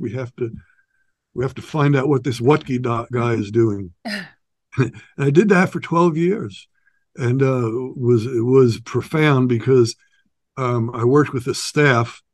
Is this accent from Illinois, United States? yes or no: no; New York, United States; now in Santa Barbara, United States; I'm from New York, New York City, just outside of New York City. I had a pretty rough childhood and adolescence